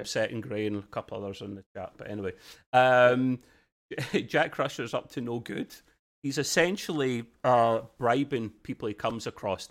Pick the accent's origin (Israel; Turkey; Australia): Australia; accent: thick Aussie; my accent